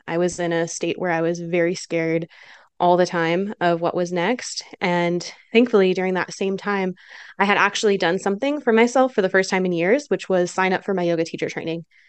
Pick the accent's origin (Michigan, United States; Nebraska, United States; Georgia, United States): Michigan, United States; now in Utah, United States; I'm originally from Michigan in the Midwest